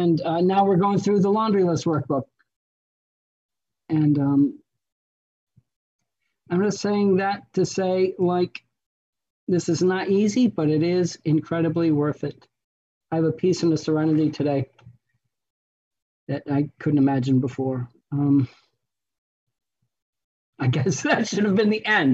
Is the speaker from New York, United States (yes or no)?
yes; Western New York, United States; I was born in Western New York, a small town of about 15,000 people, big family on both sides.